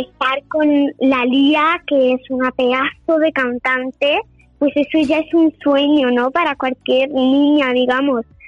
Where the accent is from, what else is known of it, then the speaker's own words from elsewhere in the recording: Seville, Andalusia, Spain; a donde yo vivo, ¿no? A mi tierra.